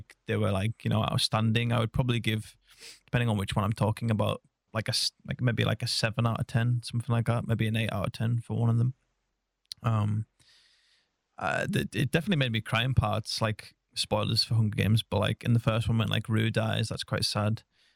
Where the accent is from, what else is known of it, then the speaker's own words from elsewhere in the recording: England, United Kingdom; I'm as English as it gets